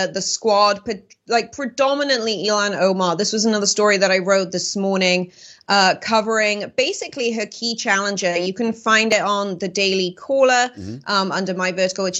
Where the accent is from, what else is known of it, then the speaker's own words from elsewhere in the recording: United Kingdom; moved away; I grew up in Europe when Britain was still a part of it.